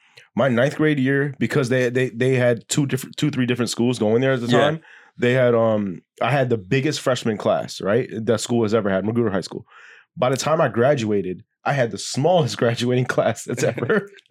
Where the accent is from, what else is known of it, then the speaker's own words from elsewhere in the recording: Maryland, United States; I was born in Maryland. Yeah, I was born in Maryland.